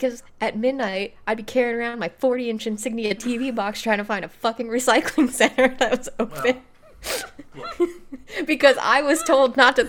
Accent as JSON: {"language": "English", "region": "Midwest", "country": "United States", "said": "we're from the Midwest"}